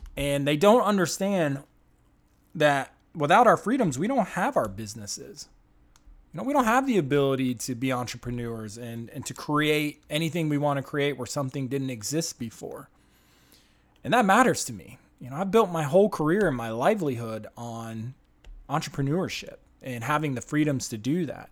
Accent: United States; I'm an American

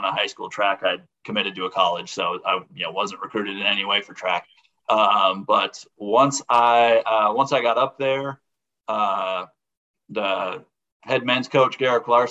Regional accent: Minnesota, United States; now in Jamestown, United States; I'm from Minnesota originally, and I was really excited to get back, you know, closer to where I can go hunt with my family.

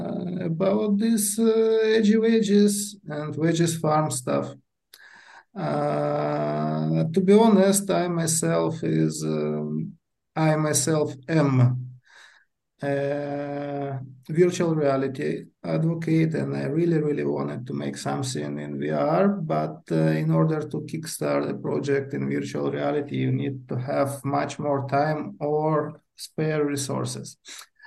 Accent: Kyiv, Ukraine; I'm from Kiev, Ukraine. Living here all my life.

